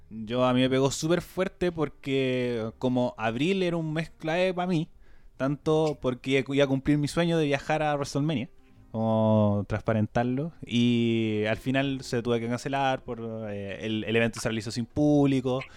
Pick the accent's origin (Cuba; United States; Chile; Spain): Chile; como cualquier chileno responsable